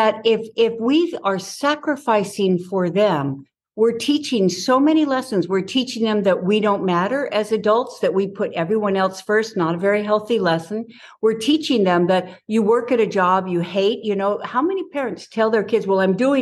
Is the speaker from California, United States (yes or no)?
yes; Southern California, United States; I grew up in Southern California